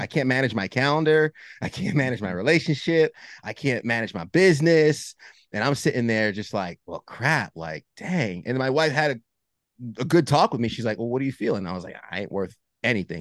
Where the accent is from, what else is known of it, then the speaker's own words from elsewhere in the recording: New York, United States; I grew up in New York, uh, Northeast